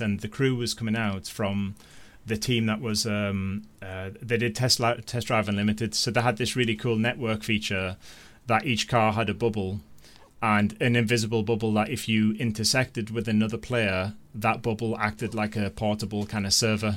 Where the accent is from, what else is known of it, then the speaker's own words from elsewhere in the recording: North East England, United Kingdom; I'm from the Northeast